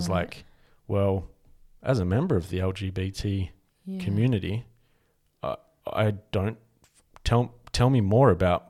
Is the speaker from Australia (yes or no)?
yes; Australia; Like white, like I'm as Australian as you are you're not like bringing your like post-colonial apologetic ideals to my community.